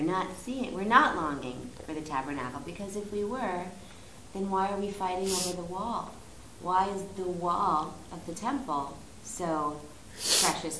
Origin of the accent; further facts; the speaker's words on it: United States; as an American Jew, not particularly religious